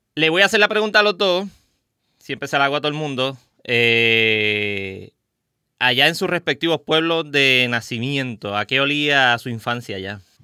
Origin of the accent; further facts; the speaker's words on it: Caguas, Puerto Rico; Yo soy original de Cagua, de Bairoa